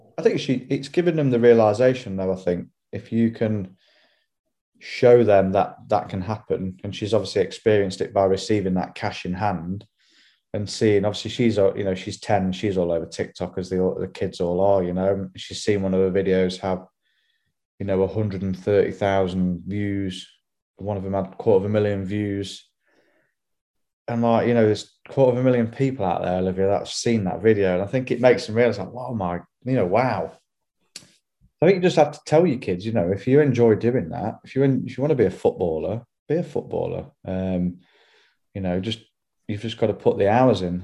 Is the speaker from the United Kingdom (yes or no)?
yes; Hollington, England, United Kingdom; I grew up in Hollington